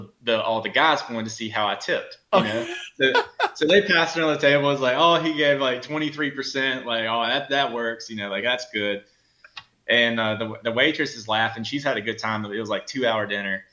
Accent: South Carolina, United States; also born or lived in Southern Georgia; growing up in Southern Georgia and South Carolina

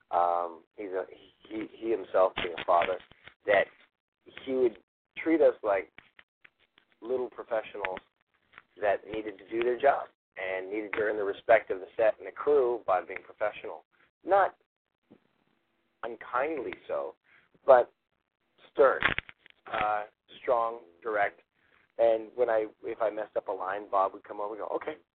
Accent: Toronto, Ontario, Canada; moved away as an adult; now in Los Angeles, United States

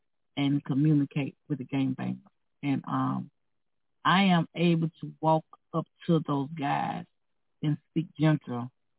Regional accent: Mississippi, United States; now in Minnesota, United States; I come from a racist background. I'm from Mississippi.

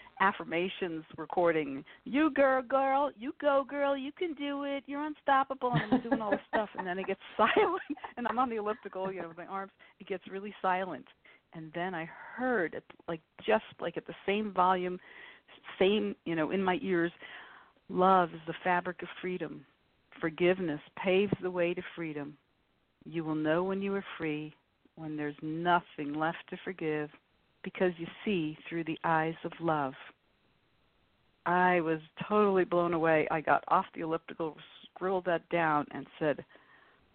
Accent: New York City, New York, United States; moved away; also born or lived in Boston, Massachusetts; I grew up in New York City

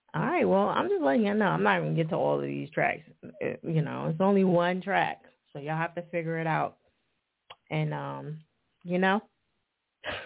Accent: New Jersey, United States; moved away; I'm originally from Jersey

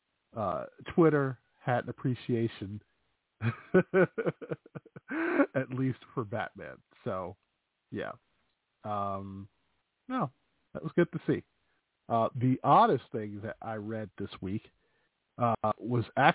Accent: Chicago, Illinois, United States; accent: Chicago; that's my Chicago accent

